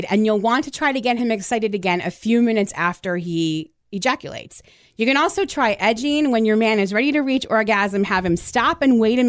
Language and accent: English; New Jersey, United States; I grew up in Central Jersey.